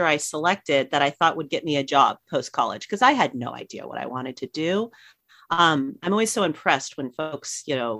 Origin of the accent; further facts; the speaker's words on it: Riverside, California, United States; also born or lived in Los Angeles (Van Nuys), California / Laguna Beach, California / Orange County, California; I lived in Riverside up until through elementary school. And then I moved into Laguna Beach